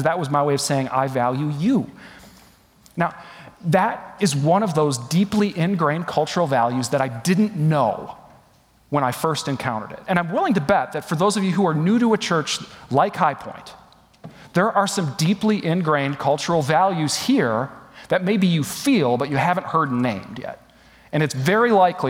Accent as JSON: {"language": "English", "region": "West Michigan", "country": "United States", "tie": "born or raised there", "also_born_or_lived": "Atlanta, Georgia", "moved": "as an adult", "said": "my hometown in West Michigan"}